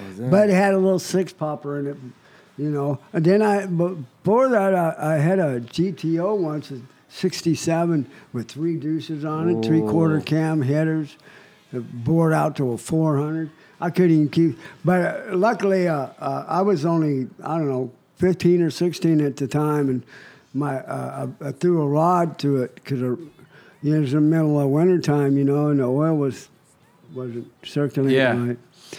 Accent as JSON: {"language": "English", "town": "Cheyenne", "region": "Wyoming", "country": "United States", "tie": "born or raised there", "also_born_or_lived": "Las Vegas", "moved": "as an adult", "lives_now": "California, United States"}